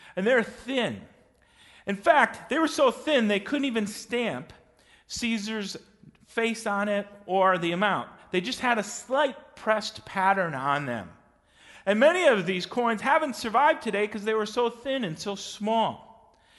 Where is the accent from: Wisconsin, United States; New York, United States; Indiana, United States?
Wisconsin, United States; West Bend; I grew up in West Bend, Wisconsin